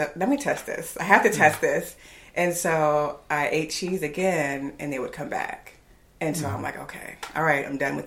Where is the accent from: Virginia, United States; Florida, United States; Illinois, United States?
Virginia, United States; moved away as an adult; also born or lived in Houston; now in Raleigh, United States; I'm originally from Virginia